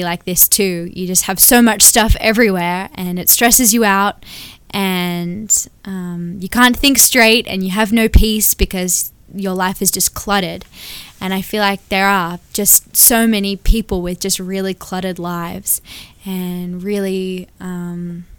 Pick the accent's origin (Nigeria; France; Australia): Australia; Sydney, New South Wales; now in Anderson, United States; we live in Anderson, South Carolina now, but I was born and raised in Sydney, Australia